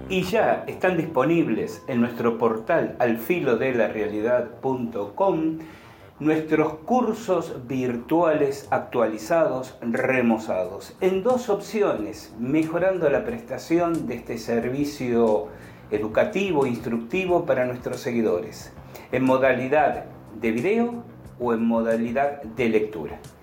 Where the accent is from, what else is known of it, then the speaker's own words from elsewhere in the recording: Chile; Yo vengo de Chile